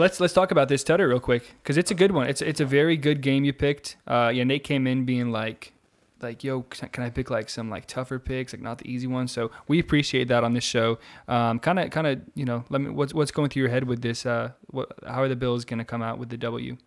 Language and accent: English; near San Diego, California, United States; I grew up near San Diego